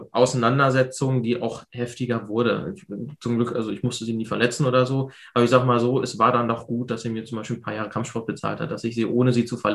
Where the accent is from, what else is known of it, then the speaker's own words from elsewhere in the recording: Hanover, Lower Saxony, Germany; Ich komme aus der Hannover Großstadt, direkt